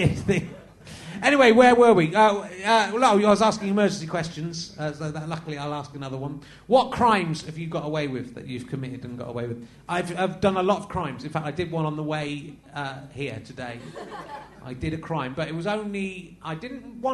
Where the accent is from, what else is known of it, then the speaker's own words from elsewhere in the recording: Somerset, South West England, United Kingdom; I grew up in Somerset